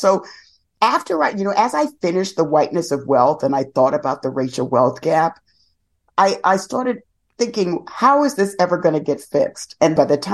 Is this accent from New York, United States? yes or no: yes; New York City, New York, United States; I grew up in the South Bronx